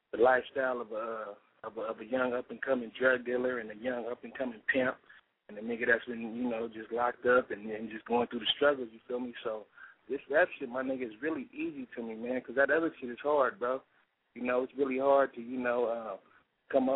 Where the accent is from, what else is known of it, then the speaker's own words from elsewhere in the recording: San Diego, California, United States; they put me somewhere in that motherfucking San Diego